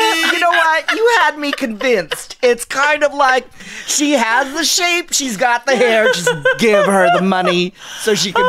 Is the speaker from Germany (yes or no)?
no; Philippines; we took a Filipino selfie all together because we're all Filipino.